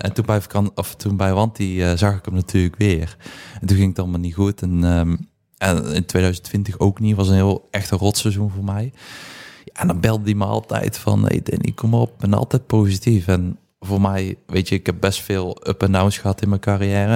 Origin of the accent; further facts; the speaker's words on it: Poppel, Flanders, Belgium; moved away as an adult; also born or lived in Moergestel; ik ben opgegroeid in Poppel, heel mijn leven gewoond